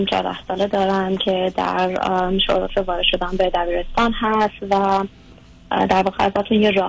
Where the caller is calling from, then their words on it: United States; از امریکا هستم